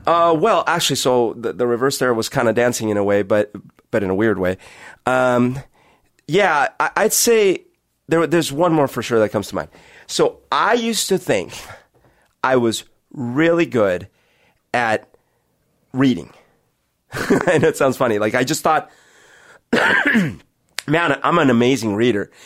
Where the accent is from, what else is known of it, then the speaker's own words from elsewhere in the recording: Colombia; now in Seattle, United States; growing up in Colombia